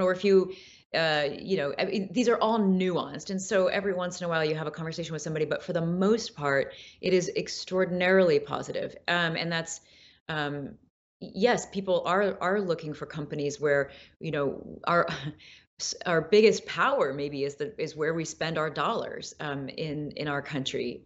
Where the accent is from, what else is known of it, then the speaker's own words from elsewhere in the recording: Peoria, Illinois, United States; I'm actually from Peoria, Illinois, so deeper Midwest